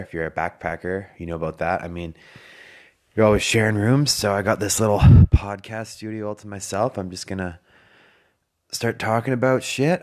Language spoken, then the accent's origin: English; Canada; moved away as an adult; now in Australia; I'm from Canada, and we have real winters